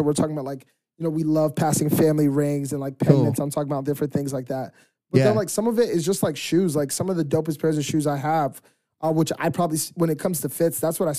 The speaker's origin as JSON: {"language": "English", "town": "Philadelphia", "region": "Pennsylvania", "country": "United States", "tie": "born or raised there", "said": "I grew up in Philadelphia."}